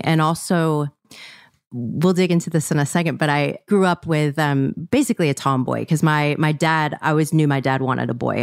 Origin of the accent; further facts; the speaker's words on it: Mississippi, United States; I grew up in Mississippi